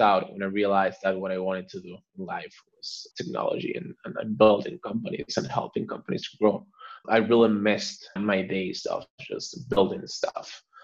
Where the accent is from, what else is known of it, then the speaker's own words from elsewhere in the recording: Argentina; now in Barcelona, Spain; I'm originally from Argentina, based in Barcelona